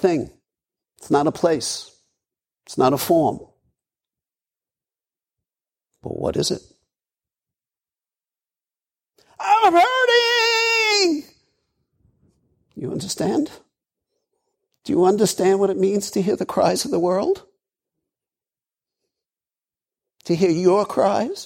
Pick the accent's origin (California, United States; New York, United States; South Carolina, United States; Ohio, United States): New York, United States; New York City; moved away; also born or lived in Colorado; I grew up in Brooklyn